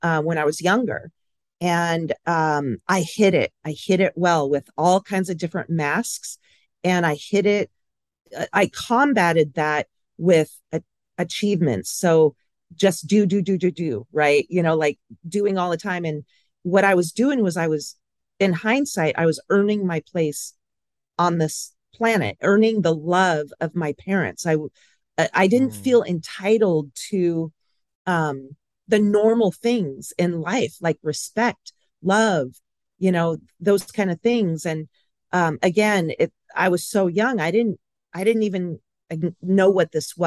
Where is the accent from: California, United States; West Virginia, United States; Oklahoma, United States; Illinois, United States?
California, United States; Pasadena; I was born in Pasadena, so originally from Southern California